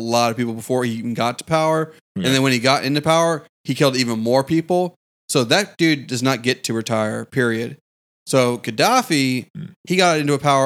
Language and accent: English; United States; as an American who lives in a capitalist society